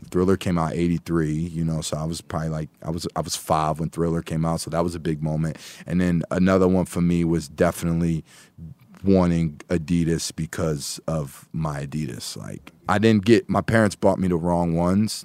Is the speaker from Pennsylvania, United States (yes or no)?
yes; Philadelphia, Pennsylvania, United States; moved away as an adult; now in Atlanta, United States; I've literally been in Atlanta longer than I was in Philly, but those 18 years of born and raised in Philly. Once from Philly, always from Philly.